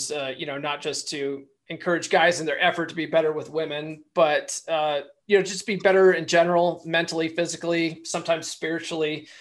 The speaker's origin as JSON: {"language": "English", "region": "Colorado", "country": "United States", "also_born_or_lived": "San Diego, California", "moved": "yes", "said": "I finally moved back to Colorado. I'm originally from Colorado"}